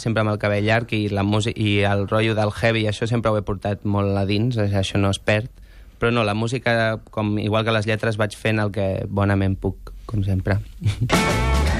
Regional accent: Sant Celoni, Catalonia, Spain; born or raised there

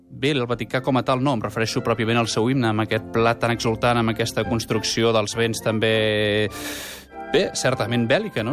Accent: Catalonia, Spain; com a català absolutament declarat com a patriota

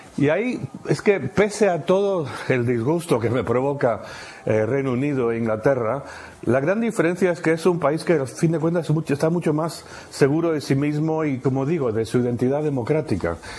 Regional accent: Argentina; moved away; also born or lived in United Kingdom / Spain; me criaron en Argentina

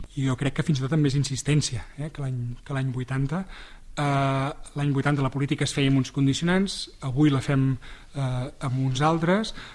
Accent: Sarrià de Ter, Catalonia, Spain; haver estat alcalde del meu poble

